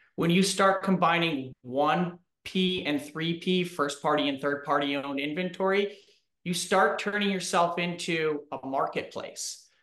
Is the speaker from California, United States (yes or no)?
no; Minnesota, United States; as a Minnesotan